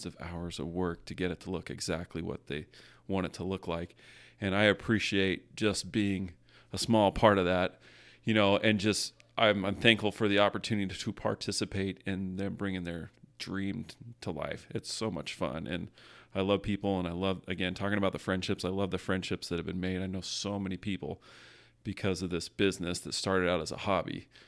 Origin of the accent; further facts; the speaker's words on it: California, United States; also born or lived in Las Vegas, United States; I ended up going from Vegas back to California. I grew up in California, and Whittier was the last place that I lived.